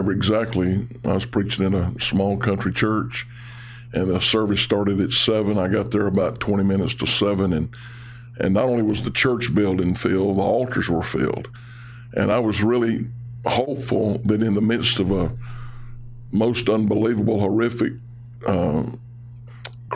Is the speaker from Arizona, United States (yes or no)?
no; Haughton, Louisiana, United States; in the Shreveport-Bossier area, I grew up in Houghton